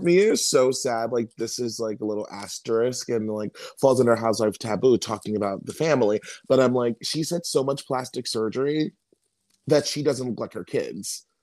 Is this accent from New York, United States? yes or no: no; Maryland, United States; I'm from Maryland.